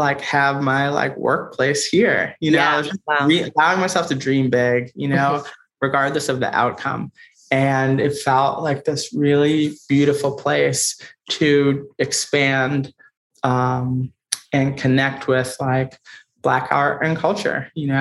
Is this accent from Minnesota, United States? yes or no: no; Boston, Massachusetts, United States; moved away as an adult; now in New York City, United States; I grew up in Roxbury, which is a kind of the historically Black part of Boston